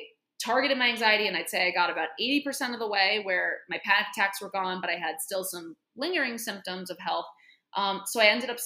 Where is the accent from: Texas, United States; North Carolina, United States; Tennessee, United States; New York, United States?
New York, United States; New York City; I'm a native New Yorker. Always lived in New York